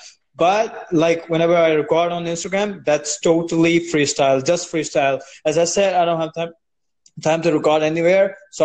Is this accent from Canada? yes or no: no; India; I'm from South Asia. I'm from India